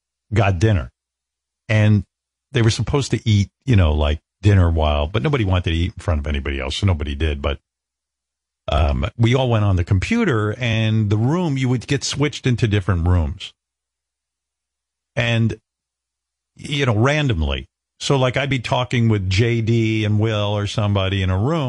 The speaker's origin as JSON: {"language": "English", "town": "Roosevelt", "country": "United States", "tie": "born or raised there", "said": "Growing up in Roosevelt"}